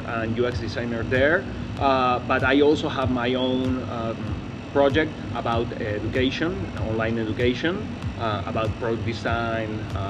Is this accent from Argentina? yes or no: yes; Buenos Aires, Argentina; I'm from here, from Argentina.